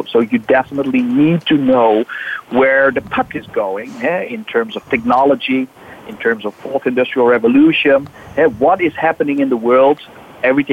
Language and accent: English; Netherlands; I'm from the Netherlands.